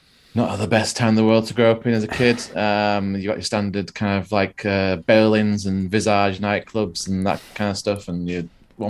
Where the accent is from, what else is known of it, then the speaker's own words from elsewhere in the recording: Doncaster, Yorkshire and the Humber, United Kingdom; it's my hometown, Doncaster Rovers.